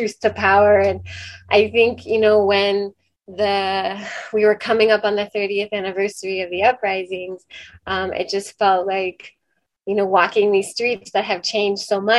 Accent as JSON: {"language": "English", "town": "Washington", "region": "District of Columbia", "country": "United States", "tie": "born or raised there", "said": "I grew up in Mount Pleasant"}